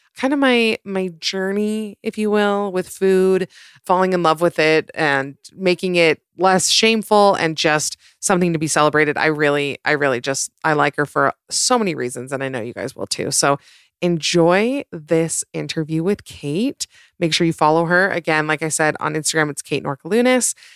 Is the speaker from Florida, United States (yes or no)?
yes; Florida, United States; moved away as an adult; now in Hoboken, United States; I like grew up most of my life in Florida